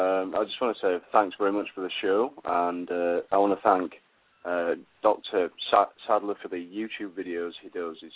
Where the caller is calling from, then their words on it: United Kingdom; I'm calling from the UK.